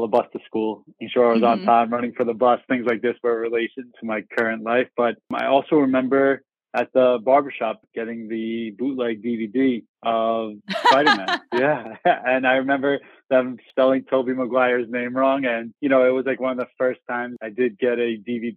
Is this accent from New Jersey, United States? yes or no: no; New York City, New York, United States; I grew up in Queens